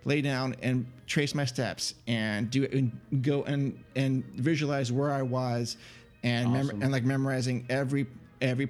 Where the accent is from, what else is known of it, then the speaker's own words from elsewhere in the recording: Northern California, United States; I grew up in Northern California